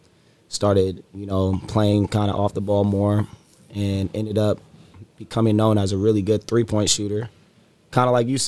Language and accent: English; Sacramento, California, United States; I'm from Sacramento, played at Franklin High School in Elk Grove